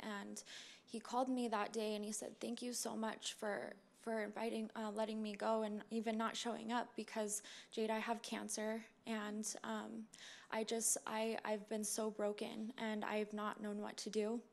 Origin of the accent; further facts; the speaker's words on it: Utah, United States; moved away; I'm I'm actually from Utah, um, but I've lived here before